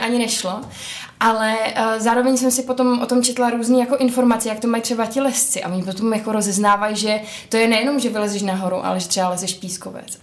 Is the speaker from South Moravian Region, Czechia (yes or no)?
yes; Brno, South Moravian Region, Czechia; my v Brně máme dům, my, protože já jsem z Brna